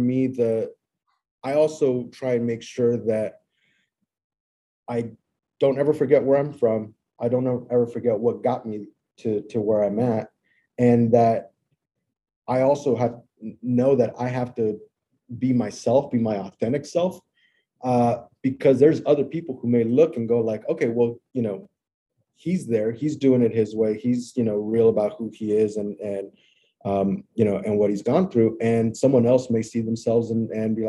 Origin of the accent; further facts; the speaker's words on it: Long Beach, California, United States; I was born in Long Beach, California, which is a little suburb south of Los Angeles